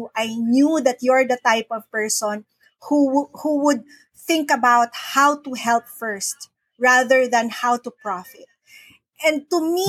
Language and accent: English; Manila, Metro Manila, Philippines; moved away as an adult; now in Cagayan de Oro, Philippines; I am from Manila. I used to live, I was born, raised, lived in Manila my whole life.